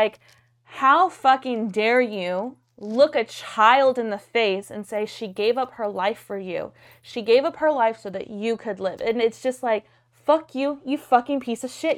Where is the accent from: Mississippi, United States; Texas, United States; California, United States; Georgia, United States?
Texas, United States; Gonzales; moved away; I'm from small town Texas. I'm from Gonzales